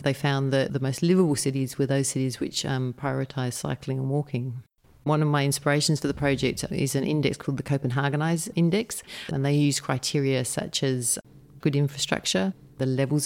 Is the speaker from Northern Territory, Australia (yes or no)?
yes; Northern Territory, Australia; I'm from the Northern Territory